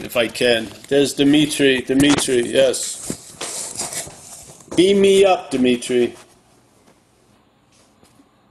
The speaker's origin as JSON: {"language": "English", "region": "New York", "country": "United States", "tie": "born or raised there", "said": "I met a lot of Ramonas growing up in New York"}